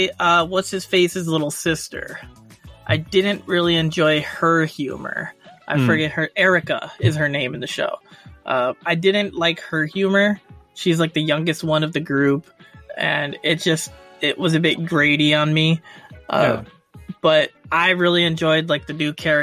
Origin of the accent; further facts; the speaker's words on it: United States; I'm American